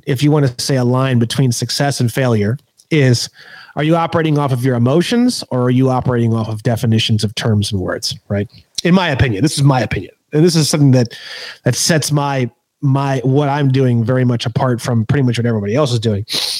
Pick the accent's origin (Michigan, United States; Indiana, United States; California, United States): California, United States; I have a nationality, and I am a non-citizen national. I am a Californian.